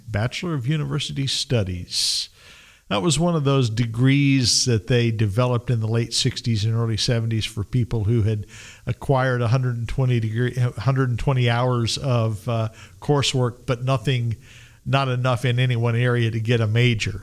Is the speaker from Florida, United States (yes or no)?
no; Roswell, New Mexico, United States; also born or lived in Las Cruces, New Mexico / Albuquerque, New Mexico; I grew up in Roswell, New Mexico.